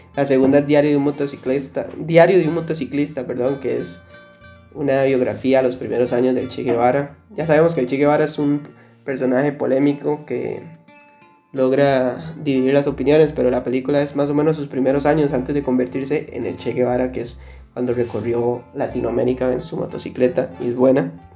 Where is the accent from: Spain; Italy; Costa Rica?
Costa Rica; yo que soy tico